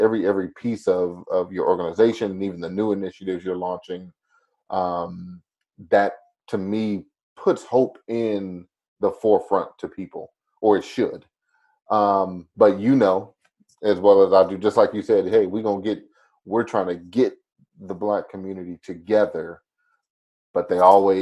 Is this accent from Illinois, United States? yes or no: yes; Chicago, Illinois, United States; I grew up in the Chicago area, spent some of my time in the heart of Chicago, most of my time in the suburbs